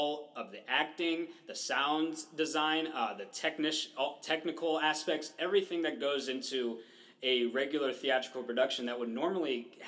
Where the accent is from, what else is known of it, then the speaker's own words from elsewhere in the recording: Columbus, Ohio, United States; I am from Columbus, Ohio.